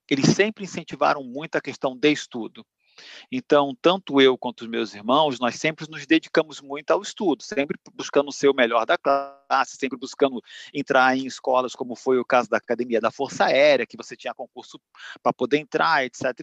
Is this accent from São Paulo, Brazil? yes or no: no; Duque de Caxias, Rio de Janeiro, Brazil; Eu sou nascido e criado no Rio de Janeiro, eu sou de Duque de Caxias, da Baixada Fluminense, de uma família de cinco, cinco filhos.